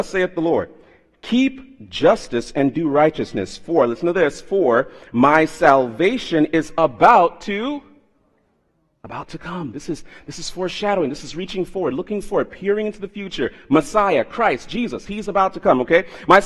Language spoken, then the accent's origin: English; South Florida, United States; moved away; I was raised in South Florida